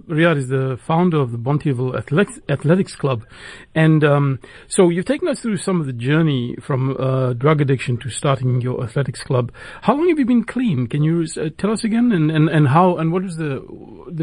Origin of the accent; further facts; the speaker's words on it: Johannesburg, Gauteng, South Africa; I'm from Johannesburg